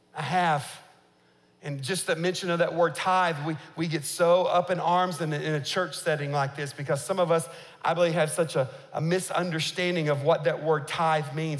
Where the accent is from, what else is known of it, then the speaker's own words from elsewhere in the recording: United States; as an American